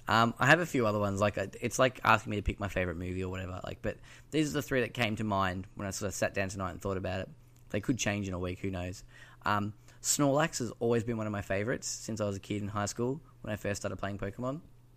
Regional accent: Bendigo, Victoria, Australia; We're both from Bendigo

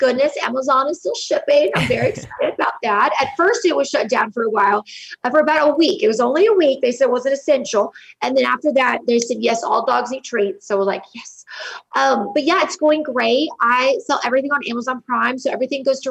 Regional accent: Montecito, California, United States; now in Dallas, United States; I grew up in Montecito, California, a small beach town, you know, off of the coast of California

